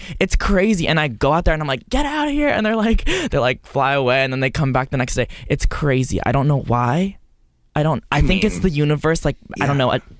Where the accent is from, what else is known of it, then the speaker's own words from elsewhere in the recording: Texas, United States; I grew up in Texas